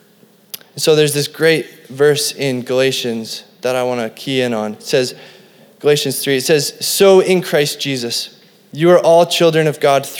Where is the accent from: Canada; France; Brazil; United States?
Canada; Cranbrook, British Columbia; I was growing up in Cranbrook, this little hick town in BC